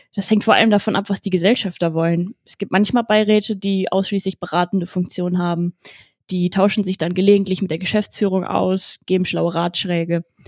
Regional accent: Wesel, North Rhine-Westphalia, Germany; moved away as an adult; now in Cologne, Germany; Ich bin 27 Jahre alt und in Wesel am Niederrhein geboren und aufgewachsen

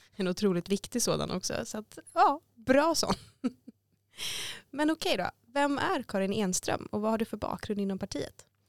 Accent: Gothenburg, Västra Götaland, Sweden; now in Stockholm, Sweden; Jag kommer från Göteborg

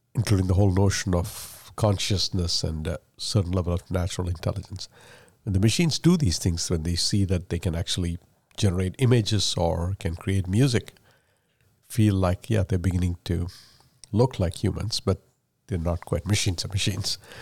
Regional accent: India; first language Malayalam; English is a second language; moved away; I speak English as a third language. I was born and raised in India. I learned Malayalam and Tamil before I learned English.

